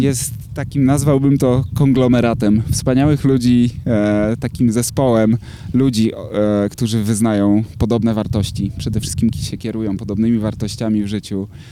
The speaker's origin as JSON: {"language": "Polish", "area": "Tricity", "region": "Pomeranian Voivodeship", "country": "Poland", "tie": "born or raised there", "said": "urodziłem się, mieszkam w Trójmieście"}